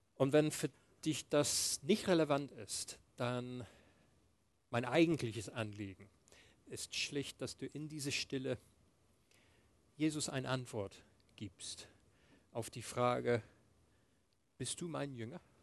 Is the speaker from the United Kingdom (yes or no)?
yes; England, United Kingdom; moved away; ich bin in England aufgewachsen. Meine, meine Eltern haben mit mir Englisch gesprochen